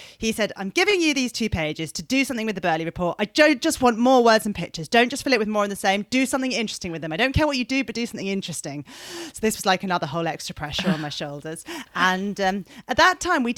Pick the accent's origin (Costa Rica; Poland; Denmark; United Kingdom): United Kingdom; Surrey, South East England; being a Surrey girl.